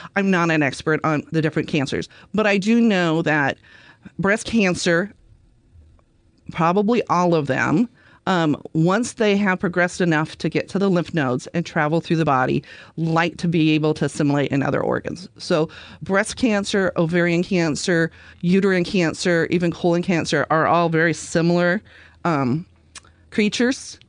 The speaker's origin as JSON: {"language": "English", "town": "Vancouver", "region": "Washington", "country": "United States", "tie": "born or raised there", "moved": "as an adult", "lives_now": "Oregon coast, United States", "said": "I grew up in the Vancouver, Washington area."}